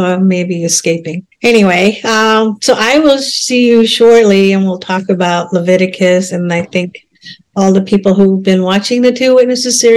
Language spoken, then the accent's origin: English; Minnesota, United States; also born or lived in India; I was born in India, but then raised here.